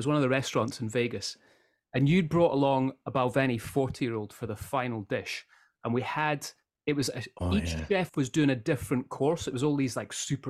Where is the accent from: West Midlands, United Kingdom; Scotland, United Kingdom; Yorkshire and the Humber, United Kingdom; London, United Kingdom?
Scotland, United Kingdom; I'm Scottish, not American.